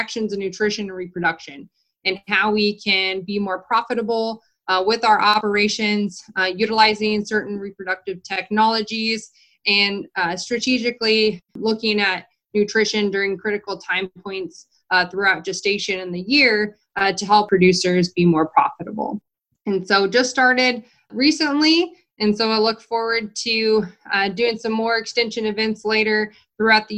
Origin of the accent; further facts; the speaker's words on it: Redding, California, United States; moved away as an adult; also born or lived in Colorado / New Mexico / North Dakota; now in Nebraska, United States; So I'm originally from Northern California. I grew up a few hours from the Oregon border and Nevada border in Redding, California.